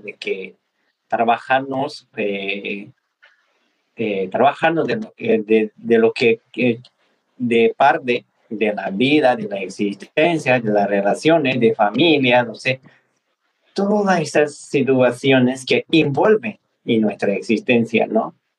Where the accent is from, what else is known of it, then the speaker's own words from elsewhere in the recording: Nepal; moved away; a mí me tocó nacer en Nepal, en la Himalaya, cerca de Mount Everest. Y bueno, pues eh, yo puedo decir que soy nepalés tibetano